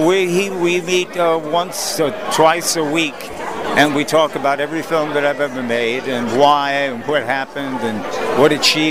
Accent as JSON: {"language": "English", "region": "New York", "country": "United States", "tie": "born or raised there", "moved": "yes", "said": "From a kid from Brooklyn."}